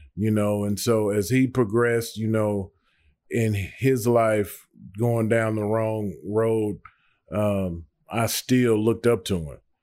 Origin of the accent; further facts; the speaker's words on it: Nashville, Tennessee, United States; also born or lived in Antioch, Nashville; I was born and raised in Nashville. I grew up, for the most part, uh, in the Melrose area.